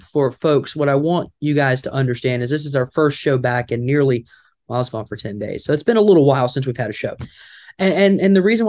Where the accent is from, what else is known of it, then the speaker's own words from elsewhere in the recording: the South, United States; accent: Southern; my Southern accent